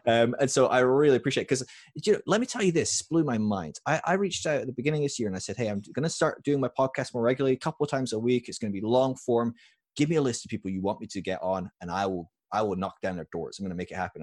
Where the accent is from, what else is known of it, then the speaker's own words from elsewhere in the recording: United Kingdom; moved away as an adult; also born or lived in California; I was from the U K